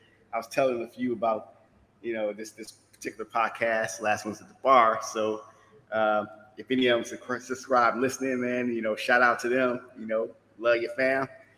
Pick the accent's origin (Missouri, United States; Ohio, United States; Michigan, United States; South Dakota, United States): Michigan, United States; Detroit; moved away; my hometown, Detroit.